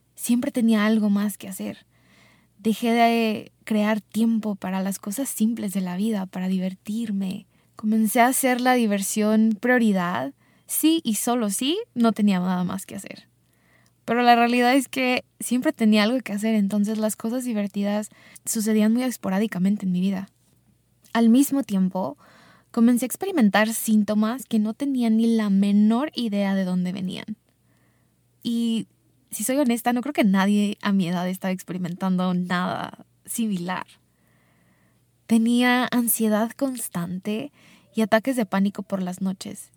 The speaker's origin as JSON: {"language": "Spanish", "country": "Mexico", "tie": "born or raised there", "also_born_or_lived": "Chicago, United States"}